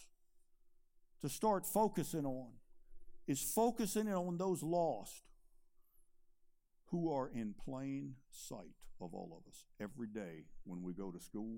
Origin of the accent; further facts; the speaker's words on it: Chesterfield County, Virginia, United States; I was born and raised in Chesterfield County. I went to Meadowbrook High School